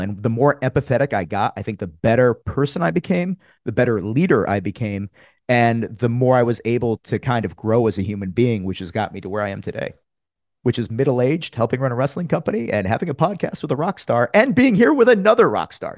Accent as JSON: {"language": "English", "region": "Connecticut", "country": "United States", "tie": "born or raised there", "said": "I'm from Connecticut. I'm a New England guy"}